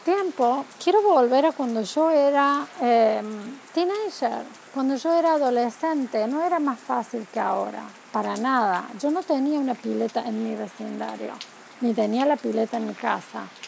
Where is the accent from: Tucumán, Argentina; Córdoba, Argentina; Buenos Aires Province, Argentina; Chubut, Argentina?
Córdoba, Argentina; moved away as an adult; also born or lived in Spain; now in United States; yo soy argentina, nos mudamos de España aquí